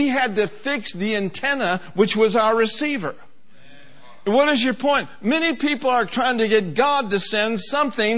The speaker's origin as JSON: {"language": "English", "town": "Minneapolis", "region": "Minnesota", "country": "United States", "tie": "born or raised there", "said": "I grew up in Minneapolis, Minnesota, and I was born in 1950"}